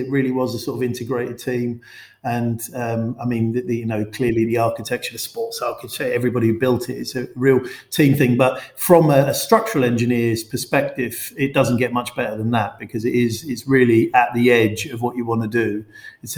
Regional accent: London, United Kingdom; I grew up in West London.

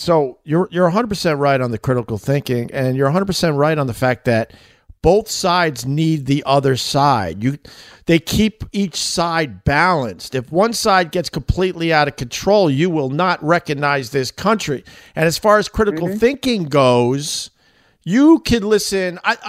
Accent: Boston, Massachusetts, United States; accent: Boston; I think I got to get my Boston accent back.

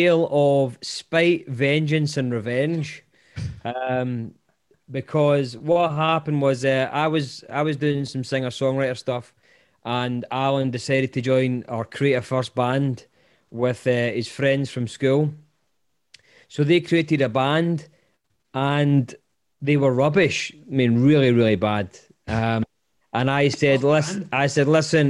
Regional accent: Wishaw, Scotland, United Kingdom; also born or lived in Lanark; we were raised in a place called Wishaw

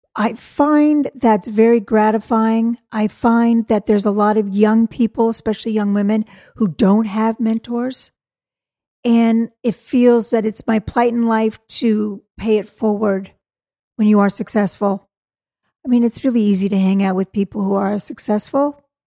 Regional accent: Malibu, California, United States; I grew up in Malibu, California

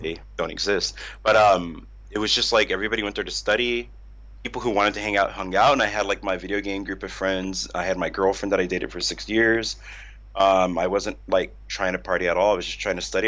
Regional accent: outside Los Angeles, California, United States; moved away as an adult; now in Tokyo, Japan; I'm from California. I grew up right outside

